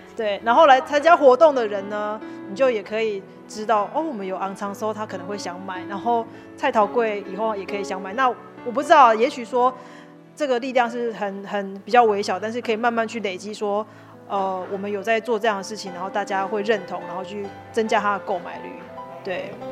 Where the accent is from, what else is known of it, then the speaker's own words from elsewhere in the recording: Tainan, Taiwan; moved away; 我希望还是可以记录我们这边以前的历史，或是曾经有过的故事